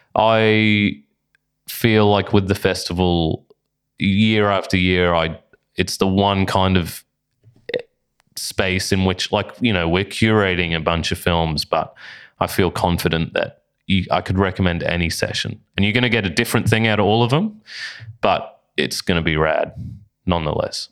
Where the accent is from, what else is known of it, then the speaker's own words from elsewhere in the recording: Bundaberg, Queensland, Australia; now in Brisbane, Australia; up in Bundaberg, which is my hometown